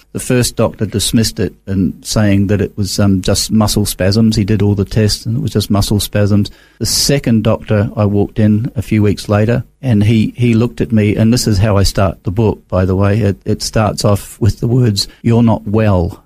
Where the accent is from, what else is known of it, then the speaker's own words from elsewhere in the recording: Christchurch, Canterbury, New Zealand; moved away as an adult; also born or lived in England / Auckland; now in Australia; Came over uh, when I was three, went to New Zealand